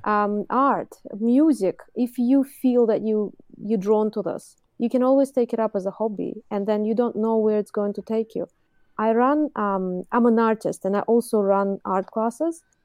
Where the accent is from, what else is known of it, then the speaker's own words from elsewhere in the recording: Moscow, Russia; English is a second language; now in Auckland, New Zealand; I've started my, um, art education when I was in Russia. I was born in Moscow. And I did art school, you know, there